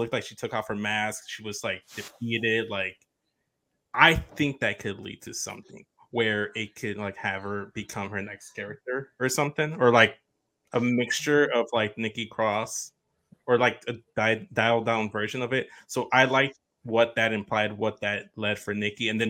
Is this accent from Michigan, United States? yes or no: no; Chicago, Illinois, United States; I'm also from Chicago